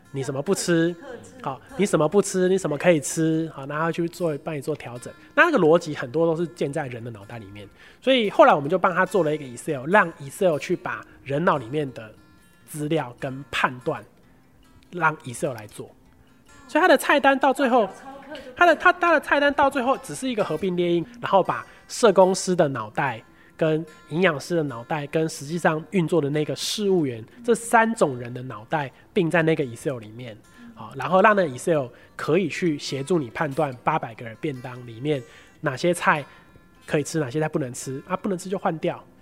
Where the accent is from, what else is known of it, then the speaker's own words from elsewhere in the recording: Pingtung County, Taiwan; moved away as an adult; also born or lived in Taipei; 我老家在屏东